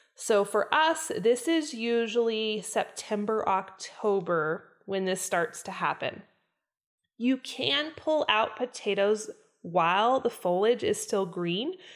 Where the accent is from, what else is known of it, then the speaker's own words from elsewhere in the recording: Idaho, United States; I was born and raised in Idaho.